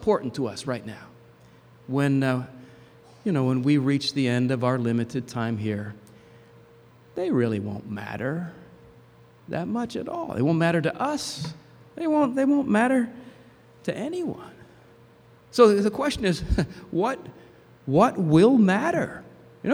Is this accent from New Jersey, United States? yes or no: yes; New Jersey, United States; where I grew up in New Jersey